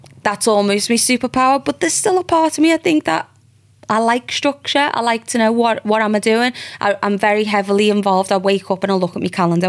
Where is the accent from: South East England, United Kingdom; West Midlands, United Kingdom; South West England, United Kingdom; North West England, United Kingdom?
North West England, United Kingdom; Liverpool; moved away as an adult; I'm there from Liverpool